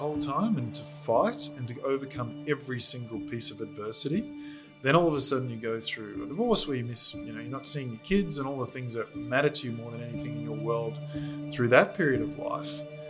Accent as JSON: {"language": "English", "town": "Innisfail", "region": "Queensland", "country": "Australia", "tie": "born or raised there", "also_born_or_lived": "Gold Coast / Sunshine Coast", "said": "So I was born on the Gold Coast, went up to Sunshine Coast for a while. We then moved up to North Queensland, up to Innisfail, and that's when we got into more aquatic sports"}